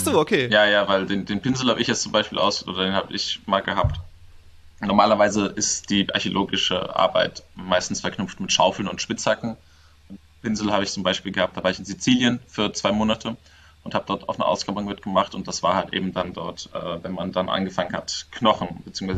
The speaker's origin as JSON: {"language": "German", "town": "Mainz", "region": "Rhineland-Palatinate", "country": "Germany", "said": "wir kommen ja irgendwie alle aus Mainz"}